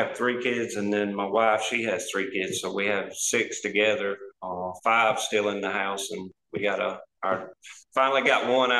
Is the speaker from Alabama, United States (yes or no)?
yes; South Alabama, United States; We're from Alabama, South Alabama.